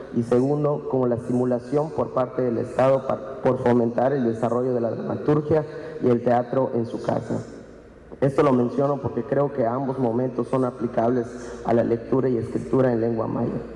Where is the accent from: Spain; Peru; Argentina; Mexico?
Mexico; Maya people, Yucatán